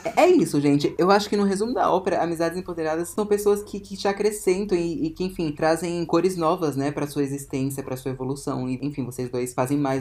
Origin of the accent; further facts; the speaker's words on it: Ceilândia, Federal District, Brazil; Ceilândia, gente, eu vim de uma cidade satélite de Brasília